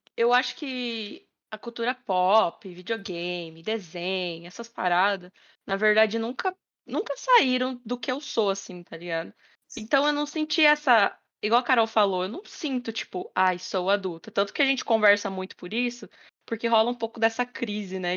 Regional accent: Paraná, Brazil; moved away; Colégio SESI, lá da minha cidade, né? Lá do Paraná.

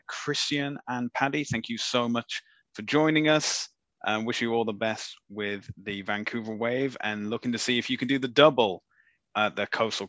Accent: United Kingdom; I'm British

